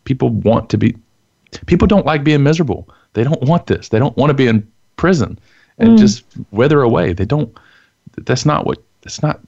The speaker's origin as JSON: {"language": "English", "region": "Texas", "country": "United States", "tie": "born or raised there", "said": "as a Texan growing up in the Bible Belt, dad's a preacher"}